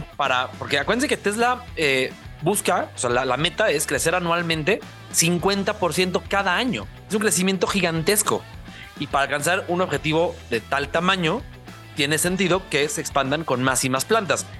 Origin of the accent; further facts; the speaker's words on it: Mexico; como mexicanos